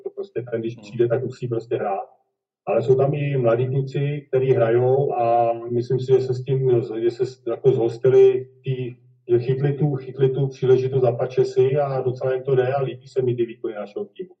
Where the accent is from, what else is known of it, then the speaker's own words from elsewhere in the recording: Kladno, Central Bohemian Region, Czechia; narodil jsem se na Kladně, kde jsem taky s tím volejbalem začínal